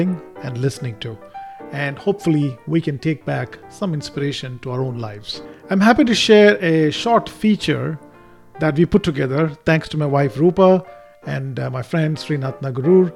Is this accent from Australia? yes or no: no; Bangalore, Karnataka, India; now in Houston, United States; I am from Bangalore, India, but I live in Houston, Texas now.